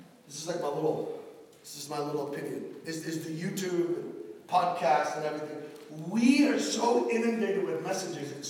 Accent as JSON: {"language": "English", "town": "Miami", "region": "Florida", "country": "United States", "accent": "Miami", "said": "My Miami accent's coming out"}